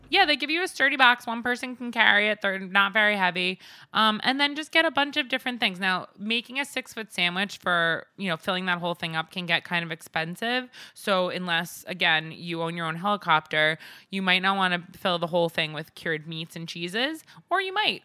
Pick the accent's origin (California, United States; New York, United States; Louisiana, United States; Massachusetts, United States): New York, United States; Northport; Northport, my hometown, uh, Northport, Long Island